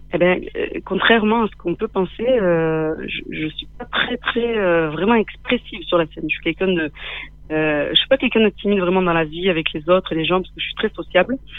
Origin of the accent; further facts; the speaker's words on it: Manduel, Occitania, France; also born or lived in Rif Mountains, Morocco / Nîmes; j'ai grandi dans un petit village tout près de nous